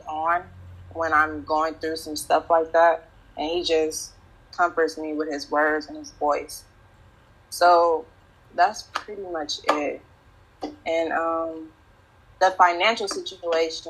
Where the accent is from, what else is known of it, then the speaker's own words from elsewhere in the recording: the South, United States; that's how I was raised in the South.